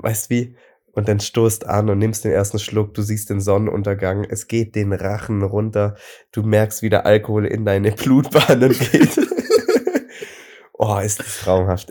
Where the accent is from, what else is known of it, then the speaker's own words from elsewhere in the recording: Friedrichshafen, Baden-Württemberg, Germany; bei uns in Friedrichshafen